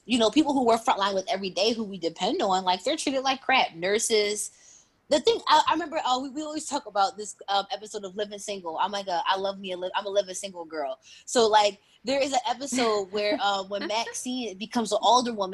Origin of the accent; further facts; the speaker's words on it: Philadelphia, Pennsylvania, United States; also born or lived in upstate New York; I grew up in Philly. I'm born and raised in Uptown.